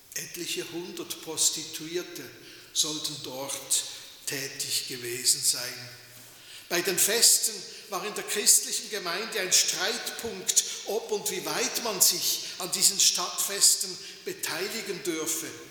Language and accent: German; Switzerland; bei uns in der Schweiz